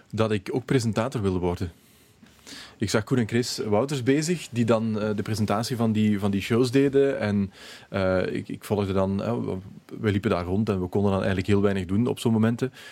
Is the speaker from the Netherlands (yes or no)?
no; Limburg, Belgium; ik ben van Limburg